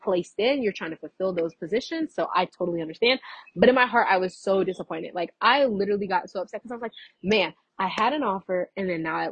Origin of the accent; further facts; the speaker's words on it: Fort Myers, Florida, United States; I was from Fort Myers